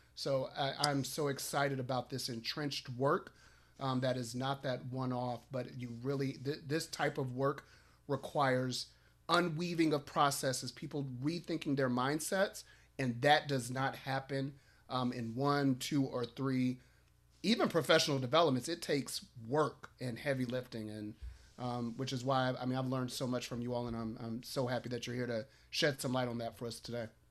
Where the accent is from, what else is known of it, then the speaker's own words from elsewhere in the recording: Chicago, Illinois, United States; I'm from Chicago, right, right down I ninety-four